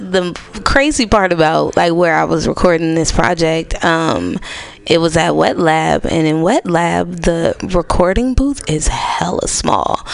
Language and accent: English; United States; I'm from Lakeview and I stay on a uh, Orizaba Thrift